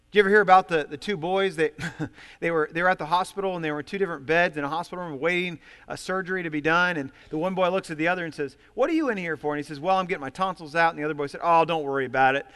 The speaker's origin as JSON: {"language": "English", "region": "Ohio", "country": "United States", "tie": "born or raised there", "said": "I come from Ohio, and, uh, I'm the oldest of five kids. We had seven people, seven people in our family in a very small home"}